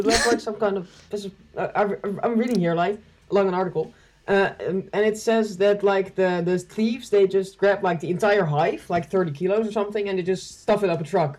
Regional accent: Netherlands; We are both from the Netherlands.

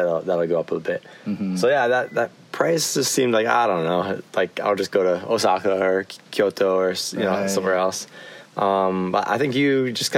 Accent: United States; now in Japan; As an American

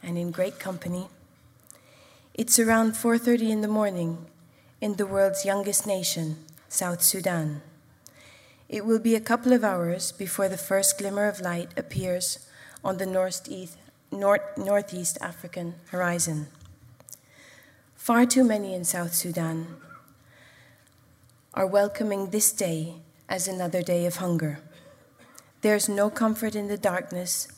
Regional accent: Jordan; moved away as an adult; now in United Arab Emirates; I grew up in the Hashemite Kingdom of Jordan, but 14 years ago, I began to call the UAE my home

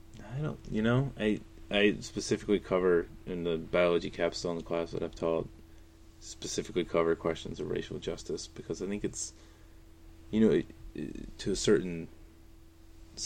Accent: North Carolina, United States; I'm from North Carolina

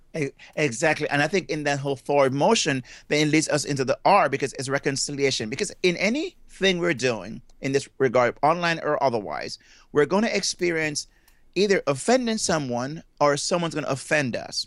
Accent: Jamaica; moved away; I'm from Jamaica, and I have been, I grew up in Jamaica, and I left there at a very young age, but that's where my accent comes from

